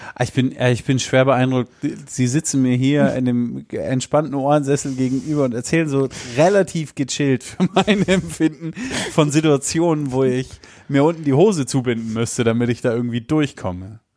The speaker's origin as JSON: {"language": "German", "region": "Hesse", "country": "Germany", "tie": "born or raised there", "said": "ich bin in Hessen geboren"}